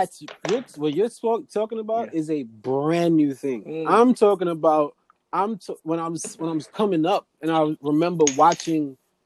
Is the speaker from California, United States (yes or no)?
no; New York, United States; also born or lived in Jamaica; I grew up in New York where I'm right there with various Africans.